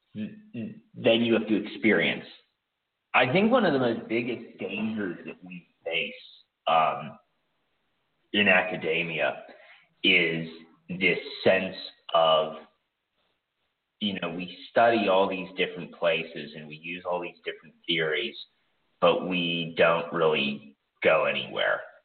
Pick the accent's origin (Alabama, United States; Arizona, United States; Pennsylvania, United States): Pennsylvania, United States; Pittsburgh; born or raised there; moved away as an adult; now in Ukraine